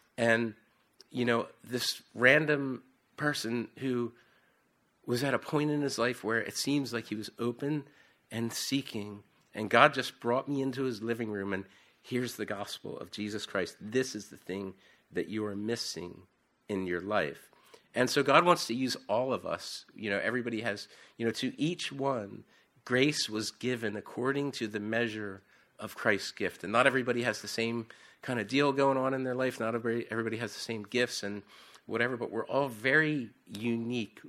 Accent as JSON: {"language": "English", "country": "United States", "accent": "Philadelphia or South Jersey", "moved": "as an adult", "lives_now": "York, United Kingdom", "said": "I have this, I don't know whether it's a Philadelphia or South Jersey accent"}